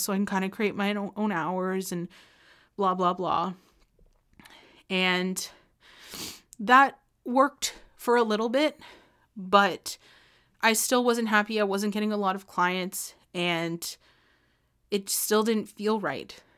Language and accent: English; Ontario, Canada; moved away as an adult; also born or lived in British Columbia; I was literally from Ontario